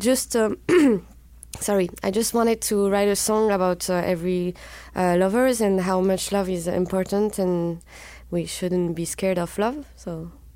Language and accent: English; southwest France, France; I'm from the Southwest, and in the Southwest of France, you're not supposed to love Paris